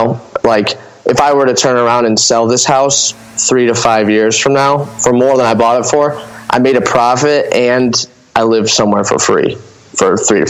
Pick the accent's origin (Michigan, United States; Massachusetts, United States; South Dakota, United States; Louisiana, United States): Michigan, United States; Lambertville; also born or lived in Toledo; I was born in Toledo and raised in Lambertville, Michigan, which is like, you know, I could stand in Lambertville and throw a rock south and there's Toledo.